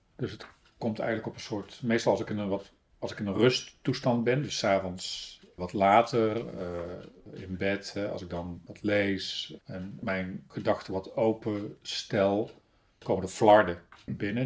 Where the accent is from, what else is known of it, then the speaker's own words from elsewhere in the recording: Breda, North Brabant, Netherlands; accent: Brabant; moved away as an adult; also born or lived in Paris; now in Hooge Zwaluwe, Netherlands; geboren in Breda